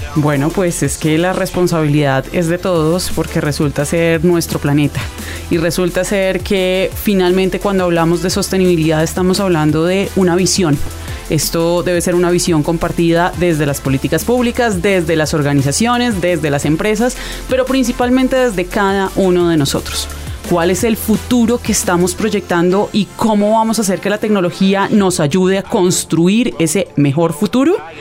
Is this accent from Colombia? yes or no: yes; Colombia